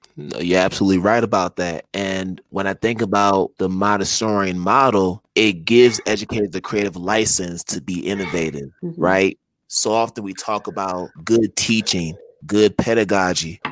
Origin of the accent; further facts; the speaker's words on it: Connecticut, United States; moved away as an adult; also born or lived in Philadelphia / Boston; now in Africa; growing up in Connecticut mm-hmm. and then eventually going to Philadelphia and then Boston